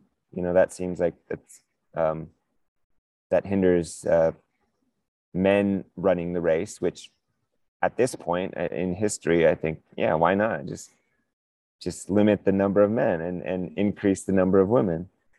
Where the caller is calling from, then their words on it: Manitou Springs, Colorado, United States; I am here in right in downtown Manitou Springs